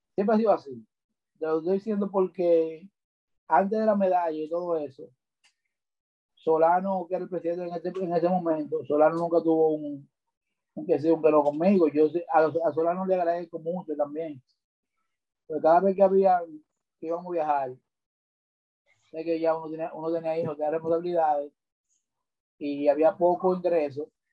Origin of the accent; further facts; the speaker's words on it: Santo Domingo Norte, Distrito Nacional, Dominican Republic; Nacido y criado en Sabana Perdida